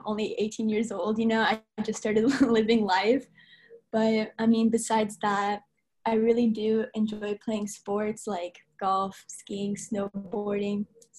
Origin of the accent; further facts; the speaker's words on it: San Jose, California, United States; I'm from San Jose and my parents are from Bosnia. So that makes me the first gen American in my family because I'm the oldest sibling.